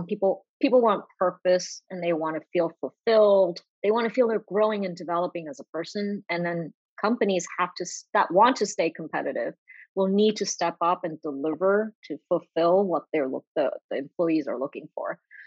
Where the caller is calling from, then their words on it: Boston, Massachusetts, United States; I'm calling in from Boston, Massachusetts.